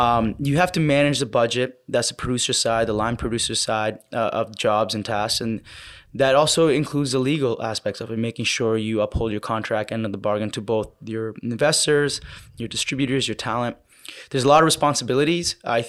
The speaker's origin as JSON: {"language": "English", "country": "Canada", "said": "I'm a Canadian independent filmmaker"}